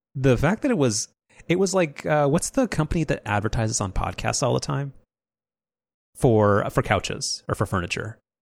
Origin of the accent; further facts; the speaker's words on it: Southern California, United States; we grew up in Southern California